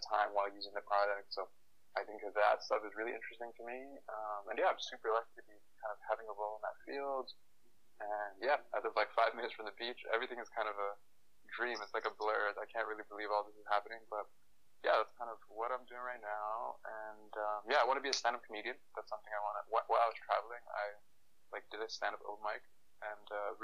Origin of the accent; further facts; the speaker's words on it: Toronto, Ontario, Canada; moved away as an adult; also born or lived in Africa / Waterloo / Silicon Valley; now in Los Angeles, United States; I grew up in Toronto. That's number one big fact. I was actually born in Africa. I moved to Toronto when I was 2 years old